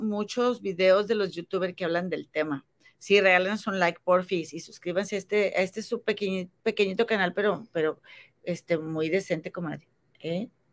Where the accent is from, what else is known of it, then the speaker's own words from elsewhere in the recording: Mexico; moved away; Yo, tú sabes que vivo en, otro país por otras circunstancias, pero yo amo México y yo quiero regresar a México y, o sea, esta es mi tierra